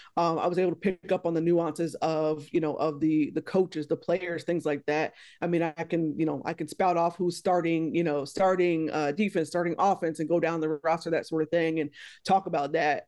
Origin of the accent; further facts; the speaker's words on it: Texas, United States; moved away; I'm from Texas originally